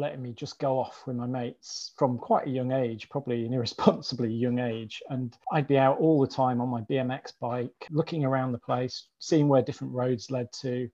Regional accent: Grimsby, Yorkshire and the Humber, United Kingdom; moved away as an adult; also born or lived in Blackheath / Borough / Greenwich / Weybridge; now in Borehamwood, United Kingdom; I grew up in a seaside town called Grimsby

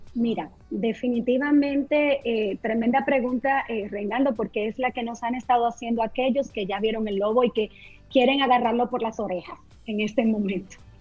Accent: Dominican Republic; nosotros como dominicanos

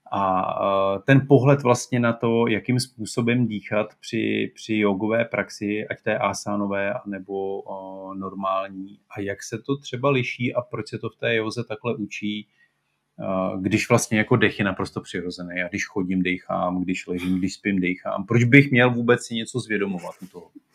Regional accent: Czechia

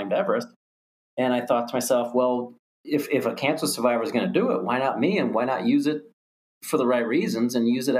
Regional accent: Ohio, United States; moved away as an adult; also born or lived in Pennsylvania / Jacksonville, Florida; born and raised in Ohio, school in Pennsylvania, moved to Jacksonville, Florida

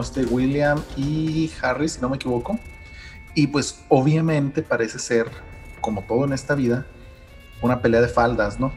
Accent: Mexico; nosotros mismos como mexicanos jóvenes

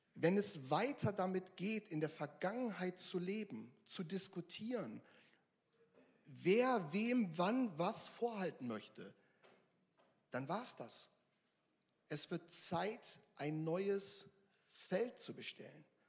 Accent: Northern Germany, Germany; now in Mülheim an der Ruhr, Germany; Ich komme aus Norddeutschland, ich komme da vom Dorf

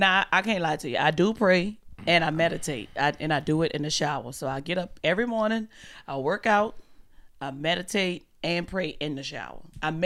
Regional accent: New Orleans, Louisiana, United States; New Orleans, Louisiana. From the South.

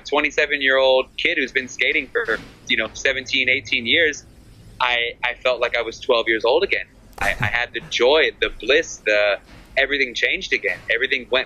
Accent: Texas, United States; moved away as an adult; now in Malaga, Spain; I grew up in Texas, and in Texas, we skate handrails

